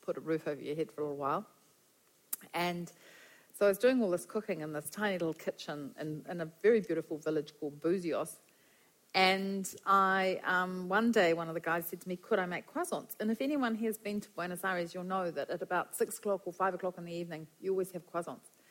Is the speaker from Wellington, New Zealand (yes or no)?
yes; Wellington, New Zealand; also born or lived in Gisborne / Brazil; Came back to New Zealand, and I went home to live with my parents in Wellington.